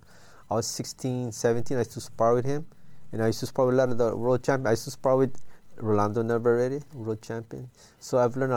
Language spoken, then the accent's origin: English; Philippines; also born or lived in Waipahu / Nanakuli; now in Hawaii, United States; No, because what happened is when we moved from the Philippines, we lived in Waipahu, and what happened is I transferred to Nanakuli, because we moved to Nanakuli, you know